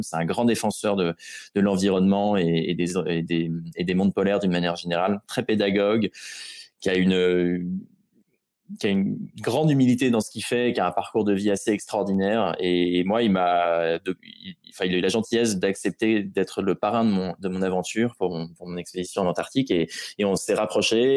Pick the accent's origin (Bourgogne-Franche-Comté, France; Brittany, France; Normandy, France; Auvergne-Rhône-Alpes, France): Normandy, France; Rouen; je suis de Rouen à l'origine